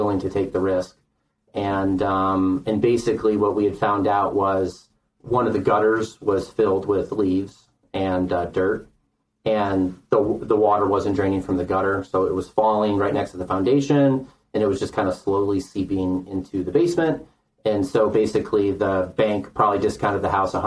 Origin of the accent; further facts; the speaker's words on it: Lake County, Illinois, United States; moved away as an adult; also born or lived in Kauai, Hawaii / Colorado; now in Southern Colorado, United States; I grew up in Lake County, Illinois